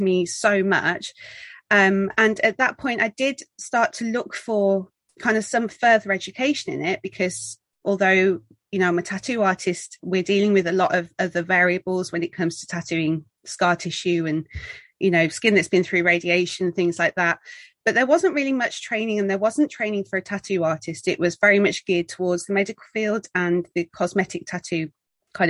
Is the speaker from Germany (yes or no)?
no; Birmingham, West Midlands, United Kingdom; moved away as an adult; now in Worcestershire, United Kingdom; I'm originally from Birmingham in the UK